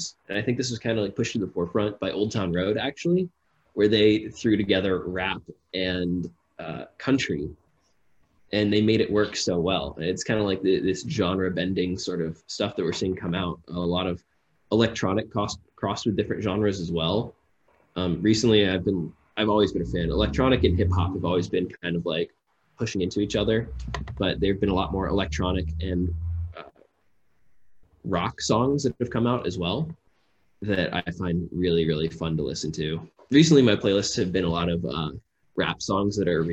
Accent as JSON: {"language": "English", "region": "Texas", "country": "United States", "tie": "born or raised there", "moved": "yes", "lives_now": "New York, United States", "said": "Growing up in Texas"}